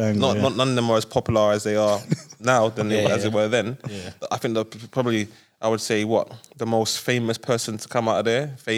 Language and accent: English; London, United Kingdom; I'm from Brixton, growing up in Brixton, born and bred Brixton